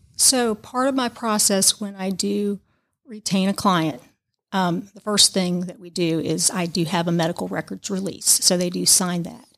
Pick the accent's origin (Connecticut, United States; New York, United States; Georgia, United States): Georgia, United States; moved away as an adult; also born or lived in Tampa Bay area, Florida / Savannah, Georgia; lived in the Tampa Bay area for nine years, although I'm from Georgia.